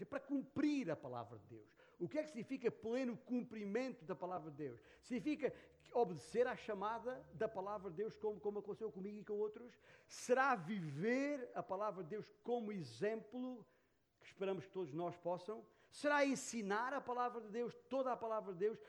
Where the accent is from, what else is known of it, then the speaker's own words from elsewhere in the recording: Portugal; em que fomos vítimas da perseguição comunista naquela cidade, naquela região, a minha terra natal.